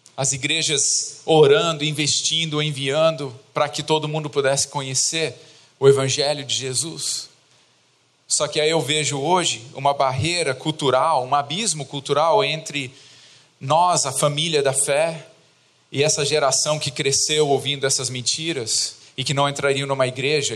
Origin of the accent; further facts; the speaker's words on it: Brazil; also born or lived in England; now in Poland; eu nasci na Inglaterra, mas eu moro aqui no Brasil desde os meus oito anos de idade